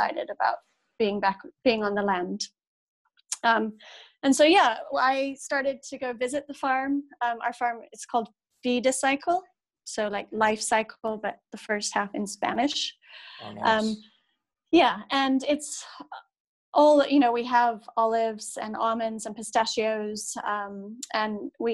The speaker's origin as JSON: {"language": "English", "town": "Manchester", "region": "North West England", "country": "United Kingdom", "tie": "born or raised there", "said": "I grew up in Manchester, or in the outskirts of Manchester, on the edge of the Pennines. And so I grew up surrounded by farmland."}